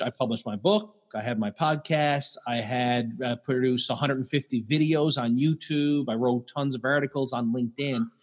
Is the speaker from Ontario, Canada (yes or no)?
no; Newfoundland and Labrador, Canada; I'm from Newfoundland, Canada